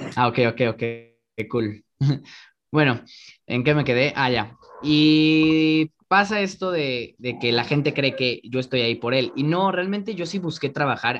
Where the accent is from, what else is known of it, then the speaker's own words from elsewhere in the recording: Mexico City, Mexico; En la Benito Juárez, soy de la Benito Juárez.